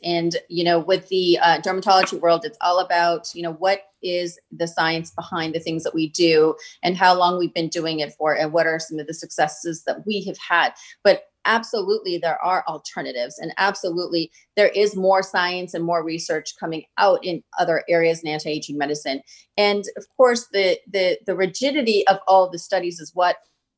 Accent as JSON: {"language": "English", "country": "India", "said": "I come from India"}